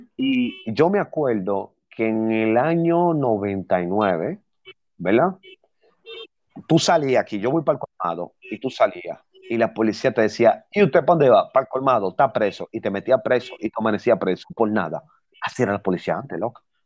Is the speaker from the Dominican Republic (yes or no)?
yes; Dominican Republic; yo soy dominicana